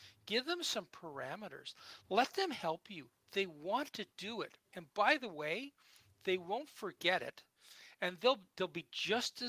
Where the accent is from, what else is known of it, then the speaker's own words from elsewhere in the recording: United States; moved away; growing up in the States